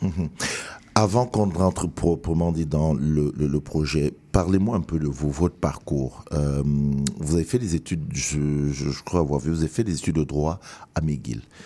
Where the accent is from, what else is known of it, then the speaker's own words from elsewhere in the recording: Cameroon; now in Montreal, Canada; je suis camerounais.